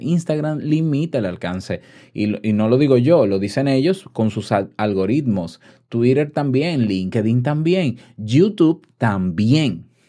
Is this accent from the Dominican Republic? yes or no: yes; Dominican Republic; en mi país, yo te puedo asegurar, en República Dominicana